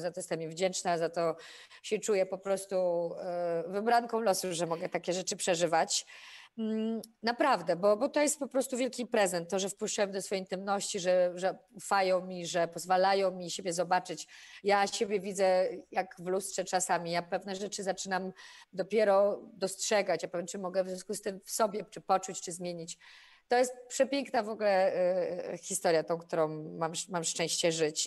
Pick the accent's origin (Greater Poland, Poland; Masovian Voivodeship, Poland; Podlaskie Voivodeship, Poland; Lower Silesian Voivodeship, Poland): Greater Poland, Poland; Poznań; Ja jestem poznanianką i bardzo to lubię, że stamtąd jestem.